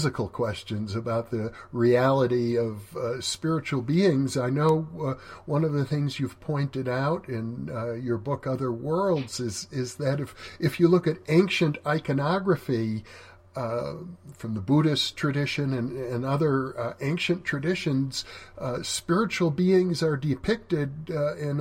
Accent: Wisconsin, United States; moved away; also born or lived in California; I grew up in Wisconsin

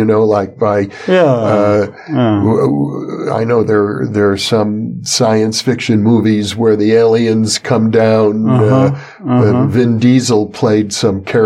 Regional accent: United States; as an American

